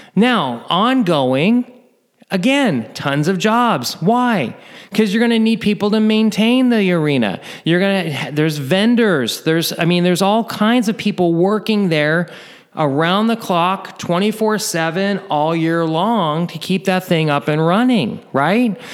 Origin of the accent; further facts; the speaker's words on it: near Oakland, Northern California, United States; I'm originally from Northern California, not too far from Oakland